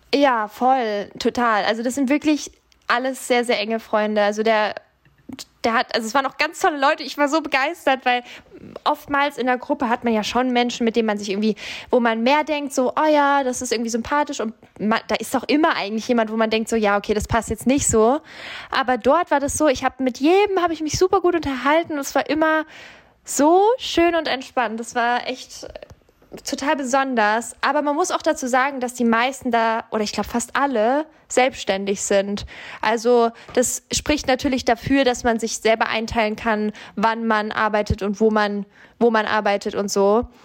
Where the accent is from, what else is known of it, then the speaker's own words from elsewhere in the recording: Bavaria, Germany; moved away; also ich komme ja ursprünglich aus Bayern